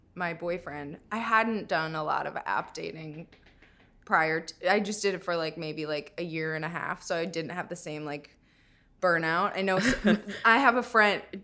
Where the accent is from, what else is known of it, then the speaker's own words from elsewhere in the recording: Minnesota, United States; moved away; I'm from Minnesota